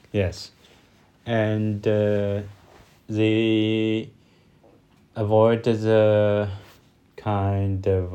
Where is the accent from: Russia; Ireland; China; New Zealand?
China; English is a second language; from China